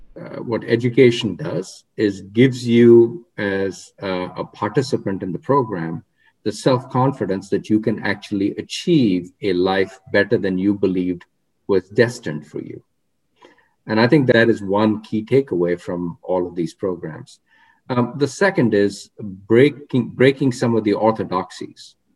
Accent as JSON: {"language": "English", "town": "Rohtak", "region": "Haryana", "country": "India", "tie": "born or raised there", "moved": "yes", "said": "I grew up in a town called Rohtak, which is uh, uh, 40 miles west of New Delhi."}